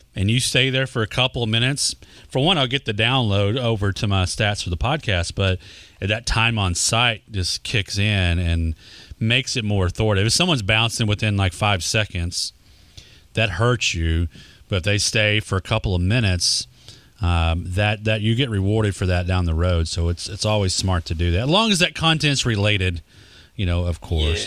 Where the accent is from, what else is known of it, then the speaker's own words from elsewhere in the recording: Texas, United States; accent: Texas; My Texas accent